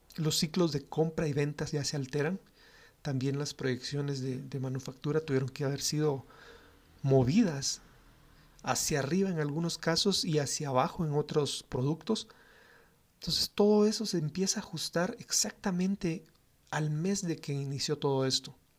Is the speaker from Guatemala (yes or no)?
yes; Guatemala; los guatemaltecos siempre somos cálidos en nuestro trato con las personas